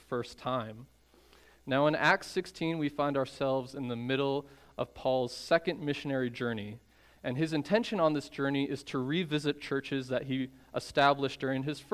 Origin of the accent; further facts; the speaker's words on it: Chicago, Illinois, United States; I'm from the Chicago area